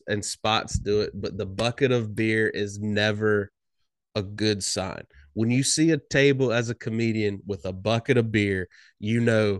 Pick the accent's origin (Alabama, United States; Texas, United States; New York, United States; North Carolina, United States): North Carolina, United States; Pinehurst; I went back home. Like home, my hometown in North Carolina, Pinehurst, North Carolina.